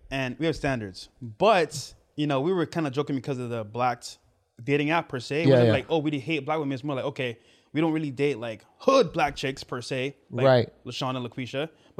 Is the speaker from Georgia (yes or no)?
no; Barbados; I'm from the islands, right? Barbados.